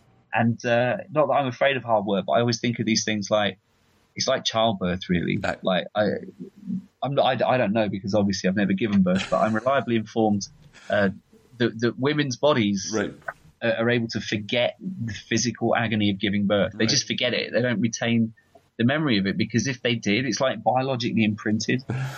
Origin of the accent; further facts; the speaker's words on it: London, United Kingdom; And I'm from London. I'm not from California, and I wasn't there when it happened.